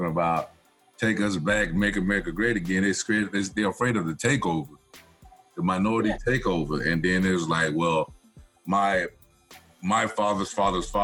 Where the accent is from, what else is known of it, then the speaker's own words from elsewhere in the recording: Uniontown, Alabama, United States; moved away; down there in Uniontown and all throughout my hometown